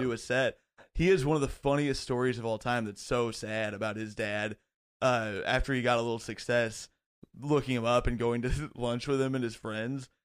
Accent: Bloomington, Indiana, United States; moved away as an adult; also born or lived in Chicago; now in New York, United States; I grew up in Bloomington, Indiana

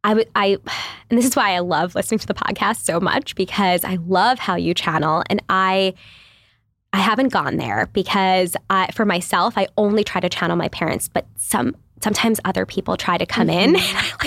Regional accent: New York, United States; I come from New York. Literally, mm-hmm. we like lived in shoeboxes.

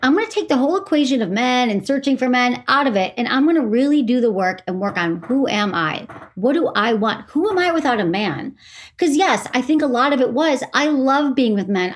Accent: Farmington Hills, Michigan, United States; moved away as an adult; also born or lived in San Francisco; I'm from Farmington Hills, Michigan, which is a suburb of Detroit.

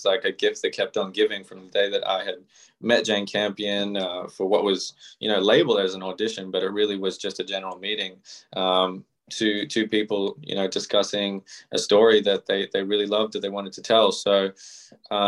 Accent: Melbourne, Victoria, Australia; the house that I grew up in here in Melbourne, Australia

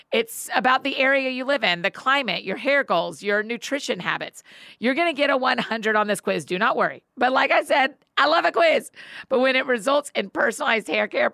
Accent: Georgia, United States; moved away; I grew up in Georgia

